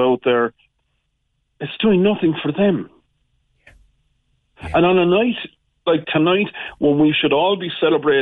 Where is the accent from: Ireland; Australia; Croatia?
Ireland; we as Irish, we have been immigrants